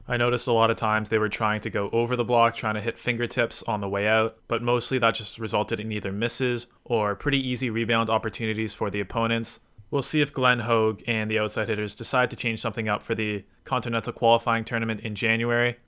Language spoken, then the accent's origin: English; Canada; as a Canadian